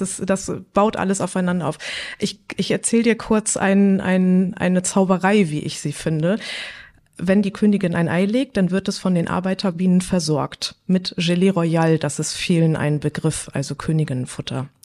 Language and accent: German; Hamburg, Germany; moved away as an adult; also born or lived in Bredstedt; now in North Frisia, Germany; Ich bin eigentlich eine Hamburger deren, bin jetzt seit zehn Jahren in Nordfriesland.